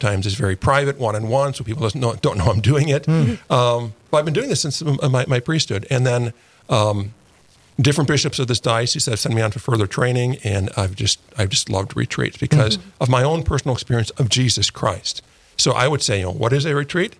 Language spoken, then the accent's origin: English; Milwaukee, Wisconsin, United States; moved away as an adult; also born or lived in San Francisco; now in Fargo, United States; I was born and raised in Milwaukee, Wisconsin.